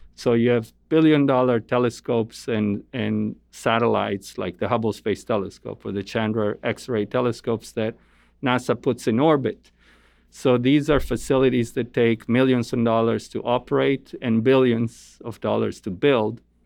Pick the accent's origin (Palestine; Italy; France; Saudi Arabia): Italy; moved away as an adult; now in United States; I grew up in Italy. Um, my parents are Italian